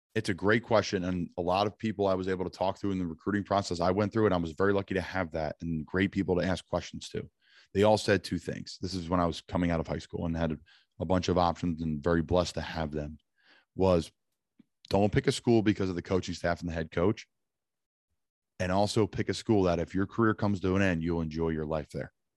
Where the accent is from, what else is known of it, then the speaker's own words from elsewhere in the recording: the North, United States; As a Northerner